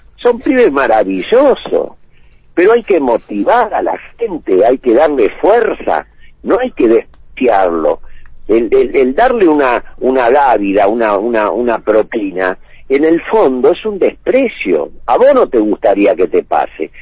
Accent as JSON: {"language": "Spanish", "country": "Argentina", "said": "yo soy argentino hasta, hasta, la, hasta la médula"}